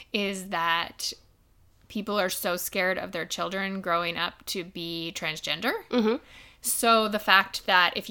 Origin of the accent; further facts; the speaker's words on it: United States; growing up in the United States where transgender is starting to become a little bit more known about